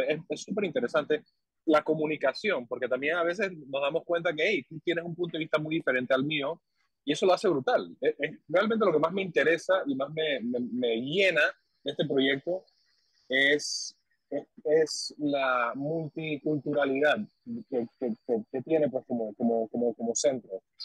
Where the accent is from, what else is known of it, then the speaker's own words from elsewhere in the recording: Panama; soy panameño